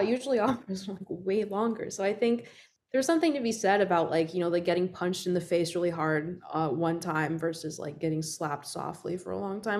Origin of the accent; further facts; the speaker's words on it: Puerto Rico; I grew up in Puerto Rico